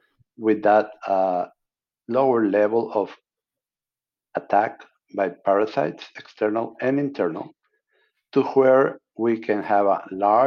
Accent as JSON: {"language": "English", "country": "Mexico", "tie": "born or raised there", "also_born_or_lived": "Tampico, Mexico / Monterrey, Mexico", "moved": "as an adult", "lives_now": "United States", "said": "I'm an American citizen born in Mexico."}